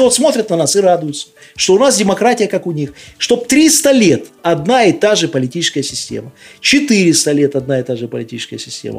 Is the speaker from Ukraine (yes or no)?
no; Belarus